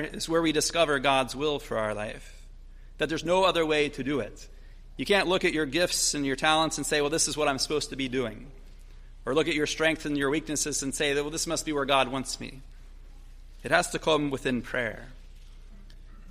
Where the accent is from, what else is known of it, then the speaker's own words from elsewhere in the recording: Logan, United States; growing up in Logan, where I'm from